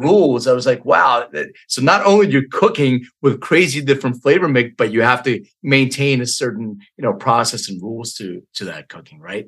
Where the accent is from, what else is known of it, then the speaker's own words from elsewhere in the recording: Philadelphia, Pennsylvania, United States; also born or lived in Bucks County, Pennsylvania; I grew up in Northeast Philly